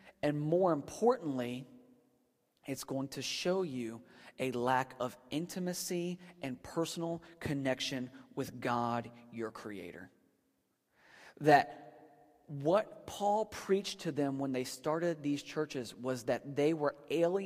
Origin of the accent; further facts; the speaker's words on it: Northern Virginia, United States; moved away; I grew up in Virginia, and so we were like the top part of the buckle on the Bible Belt. And I was in Northern Virginia